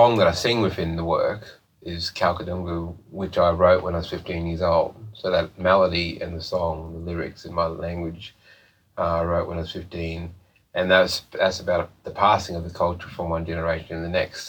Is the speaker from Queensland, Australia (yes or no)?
yes; Mount Isa, Queensland, Australia; I grew up in Mount Isa, it's a mining community